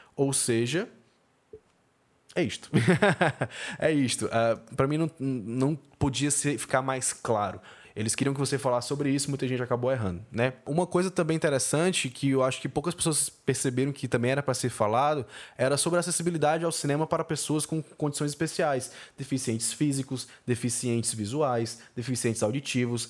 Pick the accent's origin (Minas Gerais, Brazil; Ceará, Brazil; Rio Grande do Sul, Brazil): Ceará, Brazil; Fortaleza; eu estudei lá, sou de Fortaleza